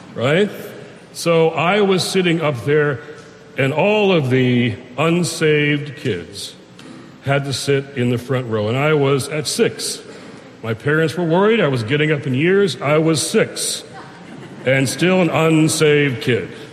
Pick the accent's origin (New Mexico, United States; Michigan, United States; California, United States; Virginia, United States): Michigan, United States; Detroit; I'm in Detroit, Michigan, my hometown